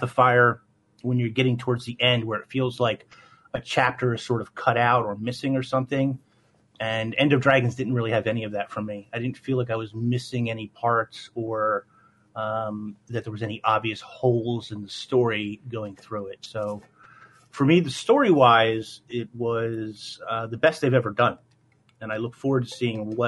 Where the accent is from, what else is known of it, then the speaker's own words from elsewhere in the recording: Philadelphia, Pennsylvania, United States; moved away; born and raised in Philly